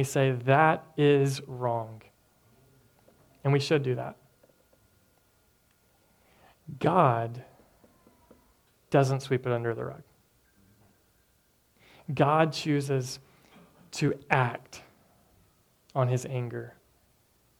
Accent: Tennessee, United States; moved away; I'm from Tennessee, and the church that I grew up

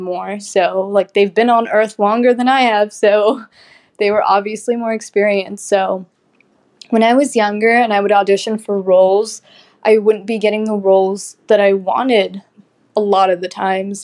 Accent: Kuwait; also born or lived in Lebanon; I was raised in Kuwait, where I started acting at 6 years old.

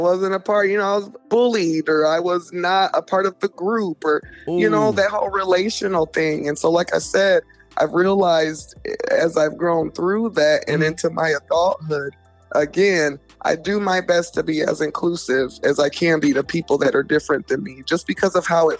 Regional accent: Delaware, United States; born there; also born or lived in Texas / Germany / Virginia; I was born on the East Coast in Delaware, lived there for about 2 years of my life, then moved to Texas for a year, then moved to Germany for 3 years, then back to Texas, then Virginia

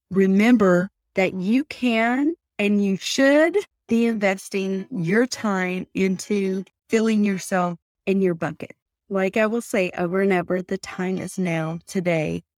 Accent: Pickering, North Carolina, United States; now in Utah, United States; I'm originally from Pickering, North Carolina, and I live in Utah now

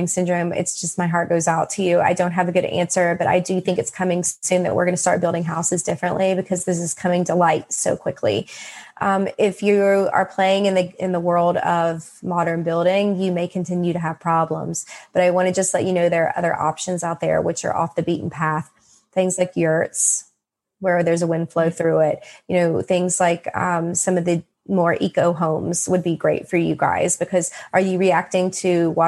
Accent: West Virginia, United States; I'm from West Virginia

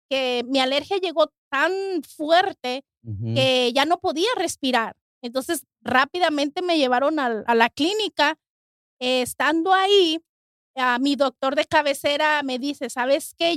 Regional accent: Mexico; now in United States; soy de México y yo en México nunca ah, tuve asma

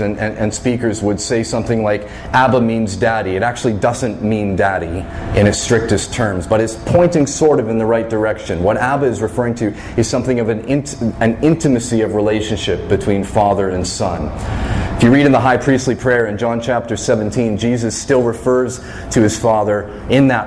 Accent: Fredericton, New Brunswick, Canada; as a kid growing up in Fredericton

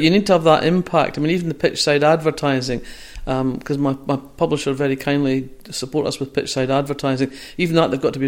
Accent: Fife, Scotland, United Kingdom; I come from Fife.

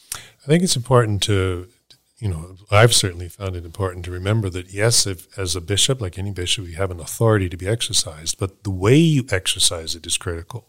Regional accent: Halifax, Nova Scotia, Canada; moved away; I grew up in Halifax

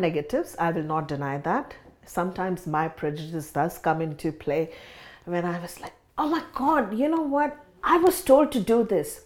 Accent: India; moved away as an adult; now in Sydney, Australia; I grew up in India, and migrated to Australia in two thousand and six

